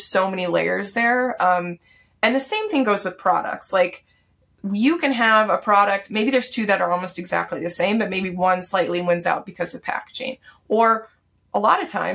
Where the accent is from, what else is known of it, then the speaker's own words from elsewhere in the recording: Texas, United States; I grew up in Texas.